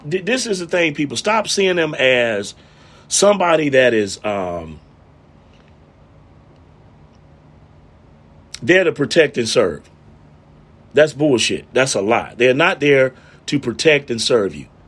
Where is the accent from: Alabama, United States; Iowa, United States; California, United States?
Alabama, United States; Montgomery; I'm from Montgomery